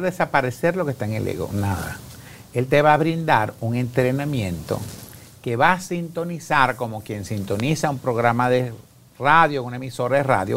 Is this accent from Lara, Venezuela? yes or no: yes; Carora, Lara, Venezuela; yo aquí estoy en Guatemala, que vengo de Venezuela